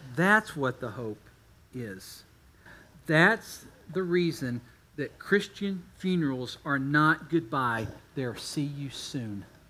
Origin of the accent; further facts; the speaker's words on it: Texas, United States; also born or lived in Kentucky; I was born in Kentucky, but we moved to Texas as fast as we could